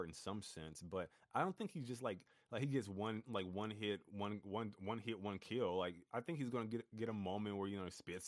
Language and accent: English; the South, United States; I'm from the South